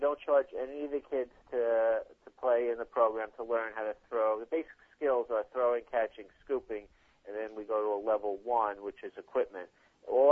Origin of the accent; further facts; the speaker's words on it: Long Island, New York, United States; I grew up on Long Island